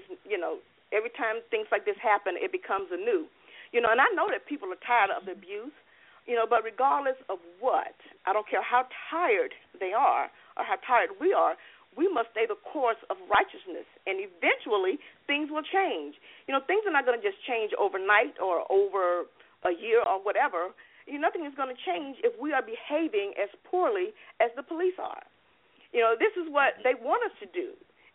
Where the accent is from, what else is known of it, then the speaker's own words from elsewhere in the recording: Alabama, United States; now in Florida, United States; I'm from Alabama also